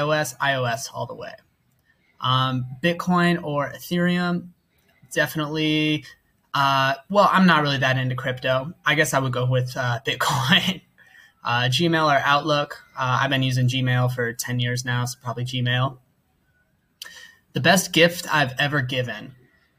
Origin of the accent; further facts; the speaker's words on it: United States; moved away as an adult; now in Thailand; I'm an American